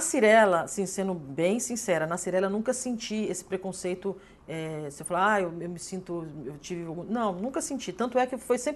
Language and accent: Portuguese; São Paulo, Brazil; moved away as an adult; now in Porto Alegre, Brazil; eu vim de São Paulo, sou paulista, vim para cá